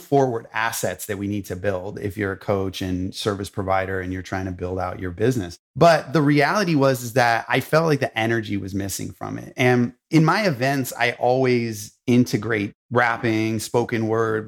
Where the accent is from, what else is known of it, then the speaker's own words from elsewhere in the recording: Los Angeles, California, United States; I grew up in Hollywood, in Los Angeles